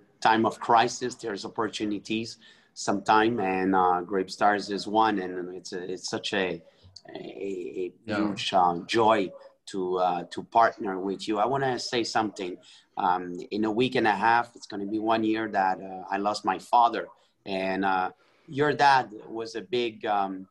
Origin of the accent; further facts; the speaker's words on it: Montreal, Quebec, Canada; I was raised in Montreal, Canada, where there's a lot of Italian